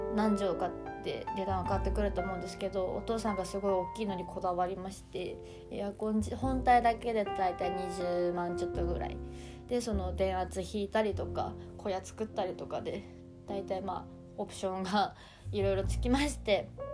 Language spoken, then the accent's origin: Japanese; Hokkaido, Japan; now in Tokyo, Japan; 私は北海道出身